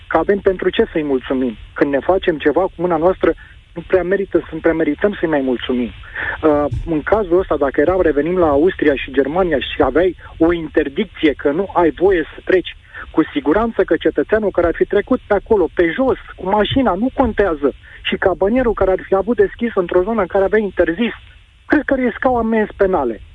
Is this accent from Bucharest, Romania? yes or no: no; Pitești, Argeș, Romania; și eu sunt din Pitești și respect zona montană